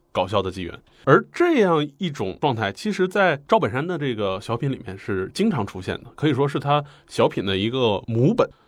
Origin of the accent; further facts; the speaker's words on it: Northeast China, China; 用我们东北人话说